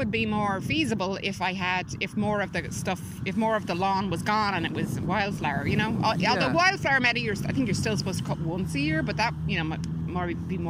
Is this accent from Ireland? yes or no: yes; Dublin, Leinster, Ireland; moved away; also born or lived in California, United States; So I'm from Drumcondra, and mm-hmm. I'm back living there now after living in America for 25 years. I live in California.